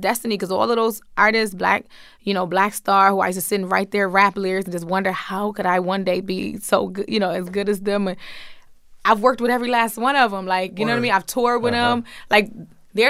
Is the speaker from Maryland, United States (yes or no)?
yes; Baltimore, Maryland, United States; I grew up in Baltimore